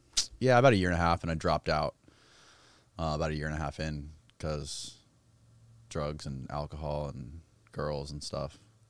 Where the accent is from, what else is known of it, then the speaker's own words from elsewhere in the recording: Clearwater, Florida, United States; also born or lived in Seminole, Florida; I was born in Clearwater, Florida.